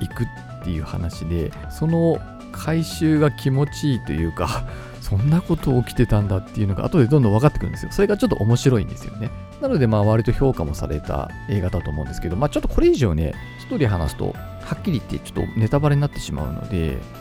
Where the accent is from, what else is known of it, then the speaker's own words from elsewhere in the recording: Kitami, Hokkaido, Japan; 私のあの生まれ故郷のあの北見市っていうね